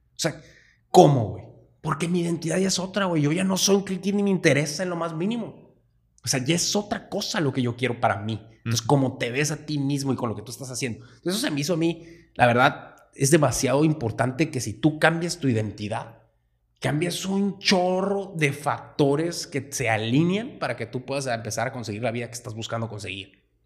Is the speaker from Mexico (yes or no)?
yes; Sonora, Mexico; nosotros pues nacimos en México, estuvimos en Sonora